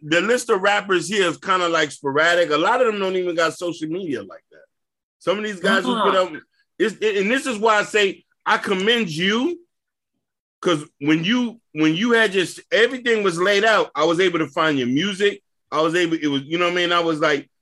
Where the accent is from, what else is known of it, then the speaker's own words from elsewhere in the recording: Miami, Florida, United States; I'm Haitian, but I grew up in Liberty City.